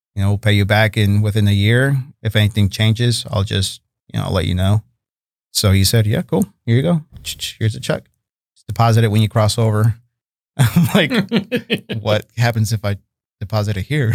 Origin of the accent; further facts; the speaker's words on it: Chicago, Illinois, United States; also born or lived in Monterrey, Mexico; now in Fort Worth, United States; growing up in Chicago